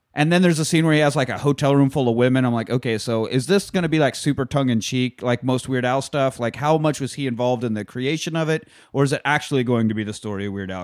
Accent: Kansas, United States; growing up in Kansas

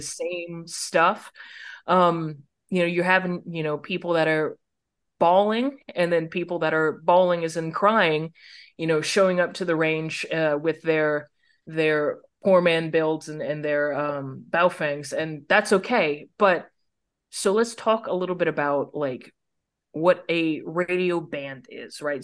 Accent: United States; As an American

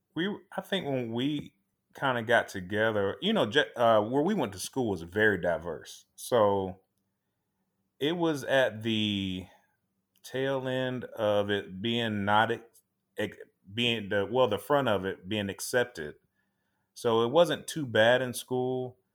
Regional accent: Tampa, Florida, United States; born and raised here in Tampa, Florida

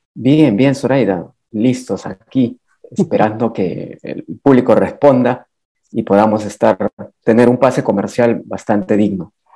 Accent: Huangáscar, Lima, Peru; Es uno de los 33 distritos de la provincia de Yauyos que se llama Huangáscar. Es mi pueblo natal.

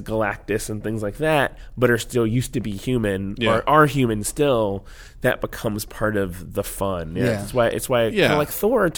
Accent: Cajun, Louisiana, United States; I'm Cajun too. I'm Creole.

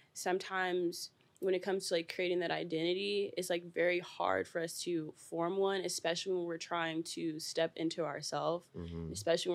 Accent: the South, United States; especially where I'm from, because I'm from the South.

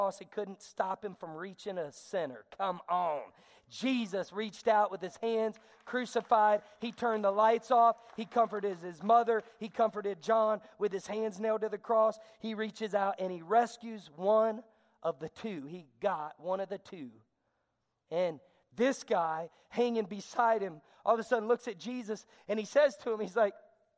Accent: the South, United States; I'm a Southerner, but I'm going to talk fast like a Yankee

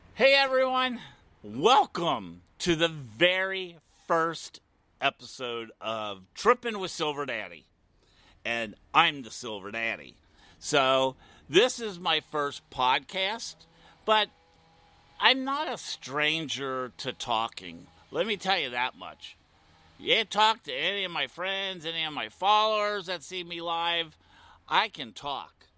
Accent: Midwest, Ohio, United States; now in Wilton Manors, United States; I was born and raised in the Midwest

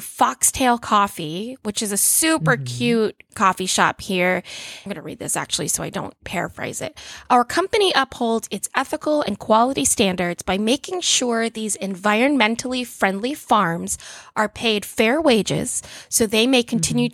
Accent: Orlando, Florida, United States; it's my hometown. I'm very Orlando.

